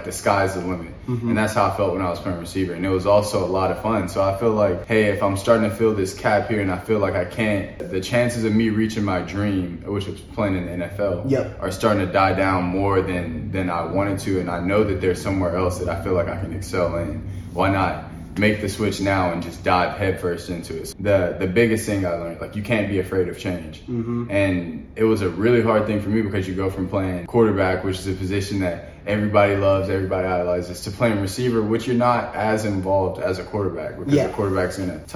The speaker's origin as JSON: {"language": "English", "town": "Conway", "region": "Arkansas", "country": "United States", "said": "I'm from Conway, Arkansas"}